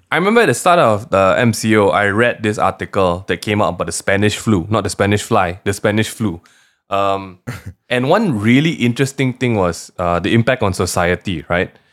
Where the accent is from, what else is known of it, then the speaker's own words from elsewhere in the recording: Malaysia; as a Malaysian